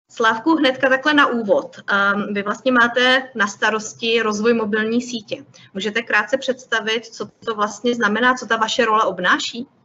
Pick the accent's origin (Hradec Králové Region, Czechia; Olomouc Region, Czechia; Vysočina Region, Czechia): Hradec Králové Region, Czechia; Orlické hory; já jsem z Orlických hor